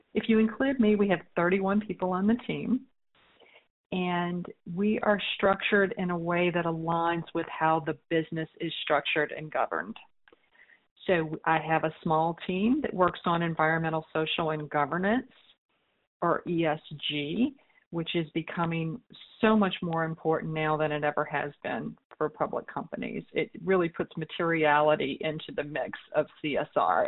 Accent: New Orleans, Louisiana, United States; my hometown of New Orleans

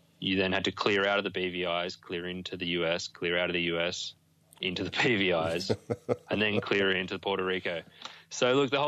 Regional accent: Australia; being Australian

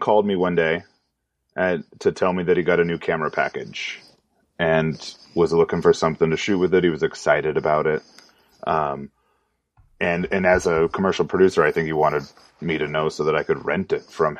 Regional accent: Orange County, California, United States; I grew up in Orange County, California

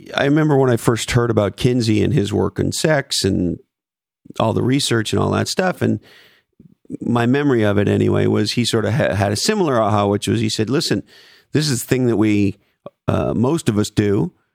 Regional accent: Montreal, Quebec, Canada; I grew up in Montreal, Canada

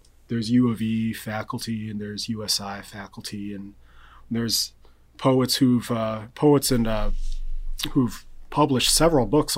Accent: Rochester, New York, United States; moved away as an adult; also born or lived in Tallahassee, Florida; now in Evansville, United States; I'm an upstate New York native, actually. I grew up in Rochester, New York

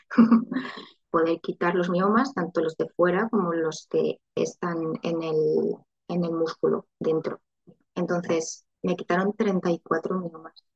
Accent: Valencia, Valencian Community, Spain; also born or lived in Madrid; quiero crear una familia mm, en mi, ciudad y tal y cual, pues nos, nos volvimos a Valencia

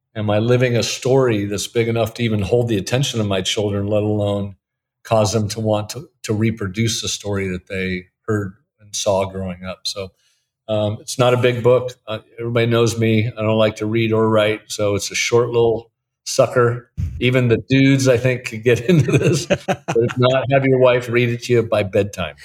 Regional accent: Portland, Oregon, United States; moved away as an adult; also born or lived in Denver, Colorado; now in Alton, United States; I'm from Portland, Oregon, so I'm a Northwest guy

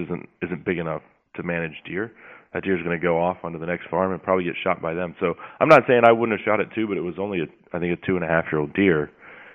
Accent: Texas, United States; I'm obviously from Texas

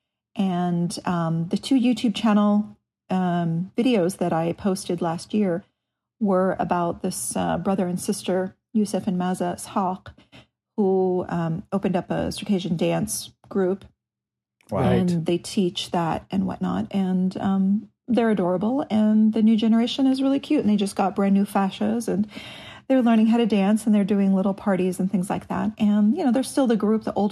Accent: United States; as an American

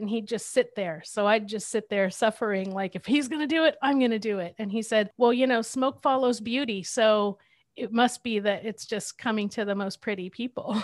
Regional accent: Southern California, United States; I grew up in Southern California

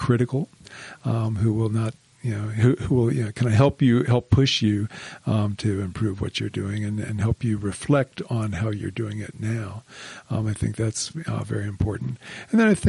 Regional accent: Miami, Florida, United States; moved away as an adult; also born or lived in New York City; now in Utah, United States; I grew up in Miami, Florida.

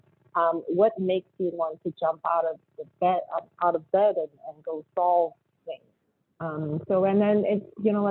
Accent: China; moved away as an adult; also born or lived in Beijing / Ann Arbor, Michigan; now in United States; I'm an immigrant from China. So the first time I landed in this country in 1994 as a new graduate student

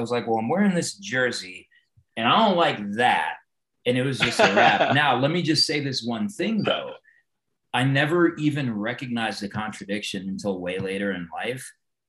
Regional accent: Denver, Colorado, United States; my dad came here from Mexico in the early 70s, and I was born in Denver. I was actually born at St. Joseph's over where the Kaiser campus is now. So I've like literally been in Denver for 45 years.

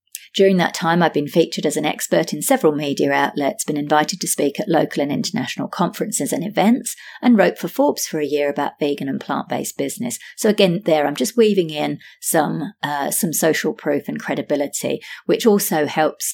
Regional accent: London, United Kingdom; accent: British; now in Sydney, Australia; I'm originally from London, UK, now based in Sydney, Australia.

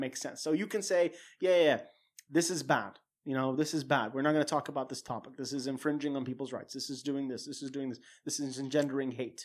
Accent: Saudi Arabia; growing up in a culture and growing up in Saudi

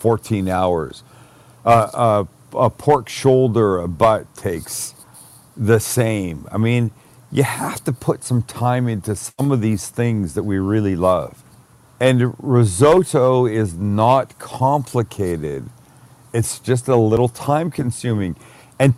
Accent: Canada; I'm Canadian

